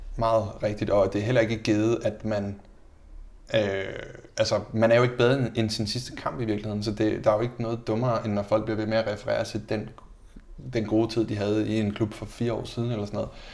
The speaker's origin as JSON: {"language": "Danish", "country": "Denmark", "also_born_or_lived": "Braunschweig, Germany / Mainz, Germany / Fürth, Germany / Enschede, Netherlands", "moved": "as an adult", "said": "som dansker"}